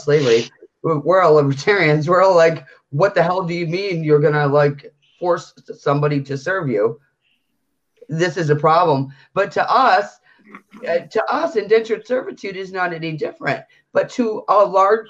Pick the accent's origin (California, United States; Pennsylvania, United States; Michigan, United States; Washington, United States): Michigan, United States; just outside of Detroit; I grew up in just outside of Detroit